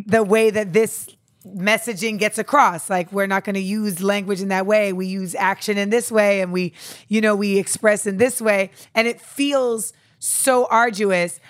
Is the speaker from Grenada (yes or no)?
yes; Grenada; moved away; I'm from Grenada.